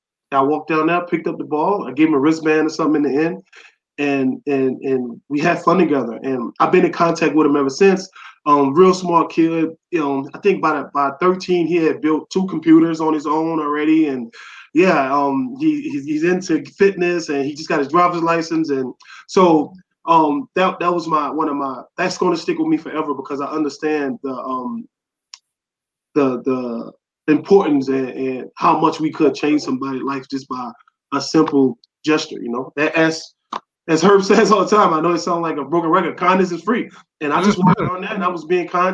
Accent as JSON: {"language": "English", "town": "New Orleans", "region": "Louisiana", "country": "United States", "tie": "born or raised there", "said": "born and raised in New Orleans. I'm a who dat to the heart"}